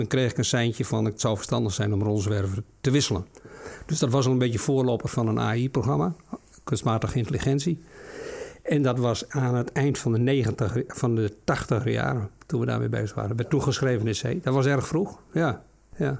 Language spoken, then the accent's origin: Dutch; Friesland, Netherlands; Ik kom uit Friesland